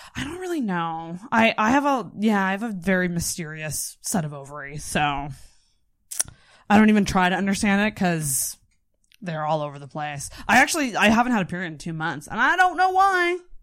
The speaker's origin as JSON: {"language": "English", "town": "Antigonish", "region": "Nova Scotia", "country": "Canada", "tie": "born or raised there", "said": "I'm from Antigonish"}